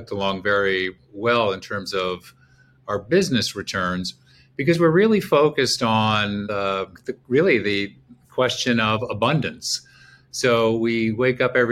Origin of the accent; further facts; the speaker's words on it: Montreal, Quebec, Canada; now in Chicago, United States; I'm Canadian, grew up in Montreal, and went to college in Eastern Canada